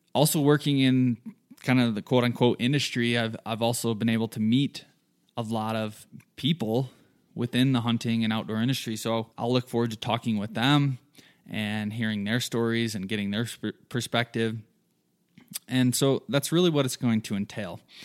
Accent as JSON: {"language": "English", "region": "southern Michigan", "country": "United States", "tie": "born or raised there", "moved": "as an adult", "lives_now": "Colorado, United States", "said": "I'm originally from Michigan. Grew up there in a small town, southern Michigan, lots of farm fields"}